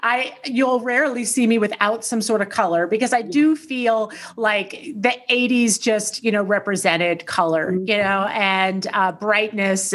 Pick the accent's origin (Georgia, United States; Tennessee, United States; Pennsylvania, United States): Tennessee, United States; I grew up in Tennessee